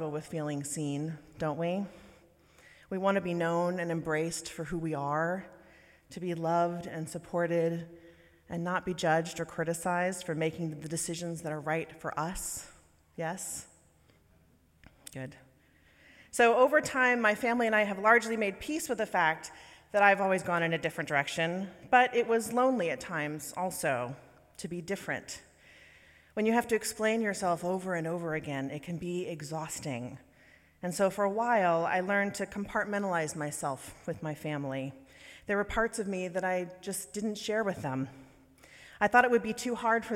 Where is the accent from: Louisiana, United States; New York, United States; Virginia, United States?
Louisiana, United States; New Orleans; moved away; I was born and raised in the South, in Louisiana, and New Orleans to be specific